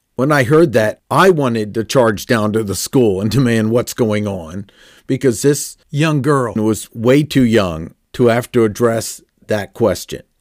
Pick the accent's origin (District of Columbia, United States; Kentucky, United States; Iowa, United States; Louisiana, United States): District of Columbia, United States; Washington; Growing up in Washington, D C